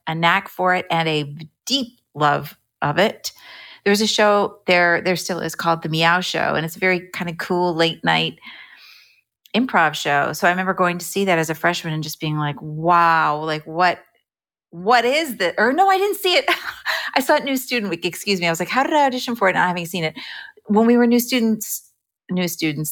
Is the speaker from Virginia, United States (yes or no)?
no; Bernardsville, New Jersey, United States; moved away as an adult; also born or lived in Evanston, Illinois; I grew up in New Jersey, and I wanted to perform. I enjoyed, uh, music and singing and performing in my little high school in Bernardsville, New Jersey